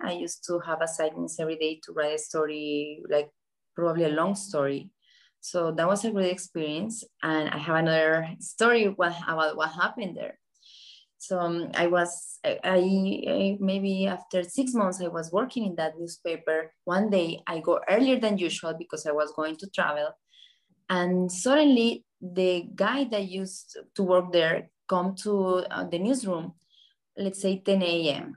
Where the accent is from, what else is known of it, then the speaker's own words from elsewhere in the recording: Colombia; moved away as an adult; now in Miami, United States; I grew up in Colombia when Pablo Escobar was alive